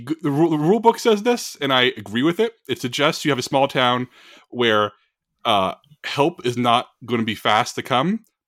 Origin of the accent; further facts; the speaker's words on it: Texas, United States; I'm a Southerner my entire life. I'm Texan my entire life.